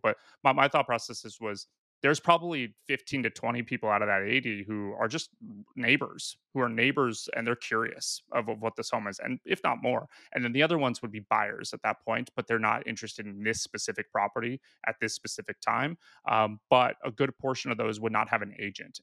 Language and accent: English; Pacific Northwest, United States; moved away as an adult; also born or lived in Australia; now in San Diego, United States; I moved to San Diego. I was originally from the Pacific Northwest